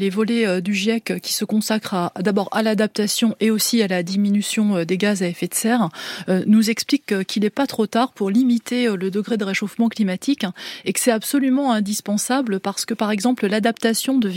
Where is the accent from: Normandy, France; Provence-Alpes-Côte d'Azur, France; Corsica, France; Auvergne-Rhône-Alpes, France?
Corsica, France; born there; C'est du jamais vu alors que je suis né en Corse.